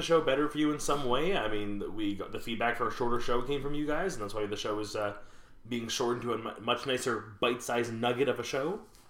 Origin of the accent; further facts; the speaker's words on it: Montreal, Quebec, Canada; here in Montreal, we are, especially where you and I grew up, that very upper class